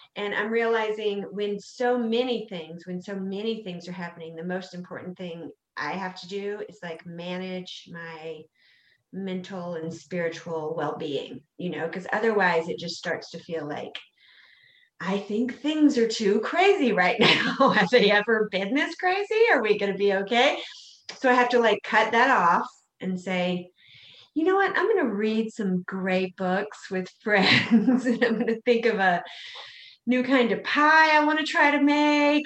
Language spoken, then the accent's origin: English; South Carolina, United States; I'm from South Carolina